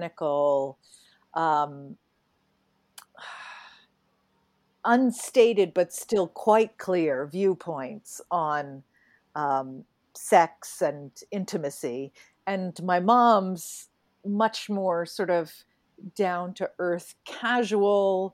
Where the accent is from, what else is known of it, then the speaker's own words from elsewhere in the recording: New England, United States; I grew up in New England